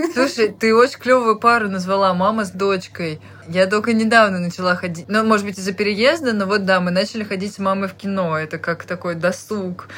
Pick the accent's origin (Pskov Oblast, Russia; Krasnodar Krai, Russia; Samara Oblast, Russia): Samara Oblast, Russia; Tolyatti; moved away; я ребенок из Тольятти